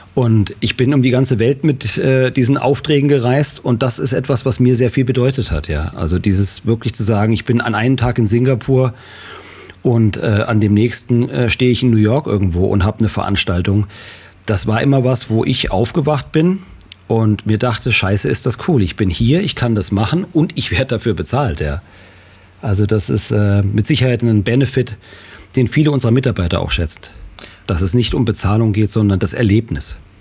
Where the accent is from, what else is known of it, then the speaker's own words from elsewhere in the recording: Marburg, Hesse, Germany; Ich bin äh, in Marburg geboren und ich habe 1994 äh, hier ein Unternehmen gegründet